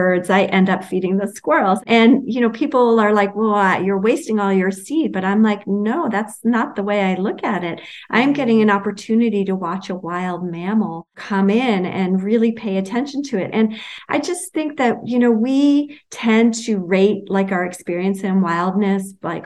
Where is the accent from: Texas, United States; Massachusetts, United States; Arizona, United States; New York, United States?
New York, United States; New York City; where I grew up in Brooklyn